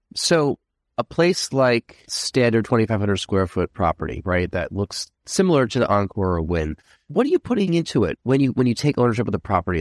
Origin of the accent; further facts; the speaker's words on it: Rockland County, New York, United States; I'm from Rockland County, New York.